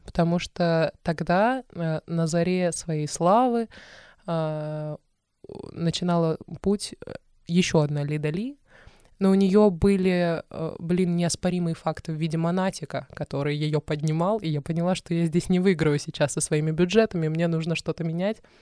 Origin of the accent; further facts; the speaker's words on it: Stavropol, Stavropol Krai, Russia; moved away; я из Ставрополя, и он из Ставрополя